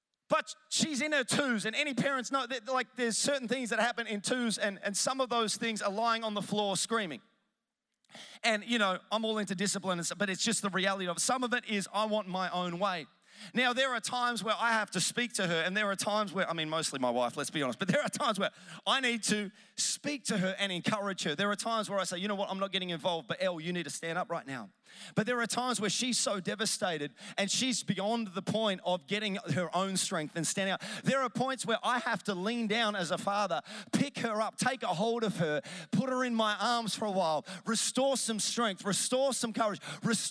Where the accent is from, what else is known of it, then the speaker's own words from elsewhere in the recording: Melbourne, Victoria, Australia; I'm from Melbourne